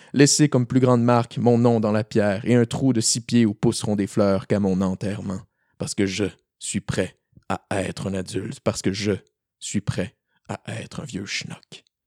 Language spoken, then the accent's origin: French; Rimouski, Quebec, Canada; je viens de ben, principalement de Rimouski. Euh, j'ai passé pas mal toute mon école là-bas